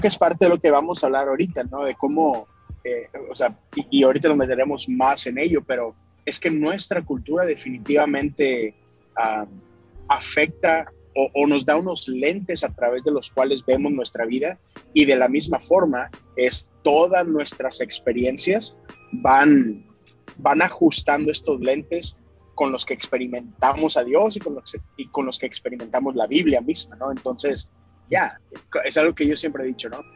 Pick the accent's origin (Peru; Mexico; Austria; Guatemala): Mexico; Monterrey, Nuevo León; now in Houston, United States; Soy originario de Monterrey, Nuevo León, México, pero tengo ya, exacto, pero tengo ya 10 años aquí en Houston, Texas.